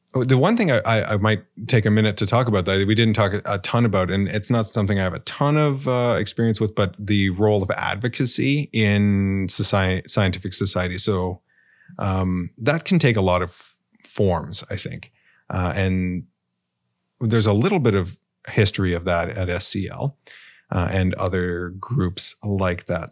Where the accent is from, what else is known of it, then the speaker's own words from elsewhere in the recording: Canada; as a Canadian citizen